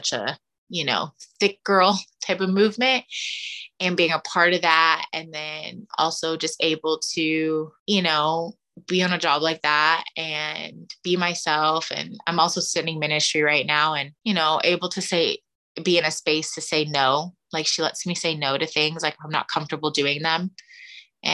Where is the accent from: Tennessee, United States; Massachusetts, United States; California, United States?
California, United States; the Valley; I'm also from the Valley